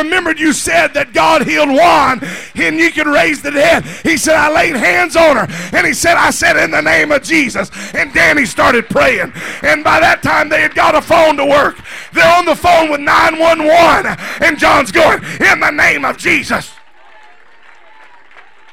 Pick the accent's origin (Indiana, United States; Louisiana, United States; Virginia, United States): Louisiana, United States; now in California, United States; I grew up in Louisiana